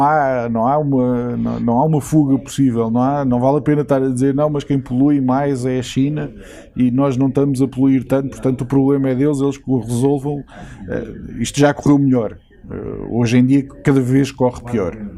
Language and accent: Portuguese; Portugal; now in United Kingdom; Eu hum, vivo eh, aqui, mas eu sou português.